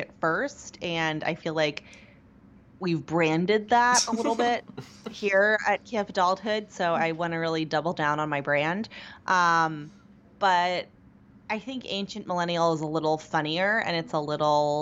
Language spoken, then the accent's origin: English; small town near Pittsburgh, Pennsylvania, United States; moved away; I grew up in a very small town near Pittsburgh